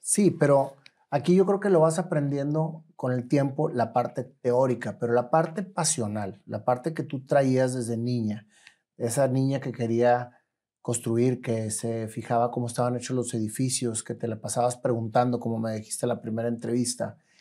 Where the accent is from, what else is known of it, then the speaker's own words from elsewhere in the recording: Monterrey, Nuevo León, Mexico; yo nací en Allende, entre Doctor y Suazo, entonces conozco perfectamente bien el centro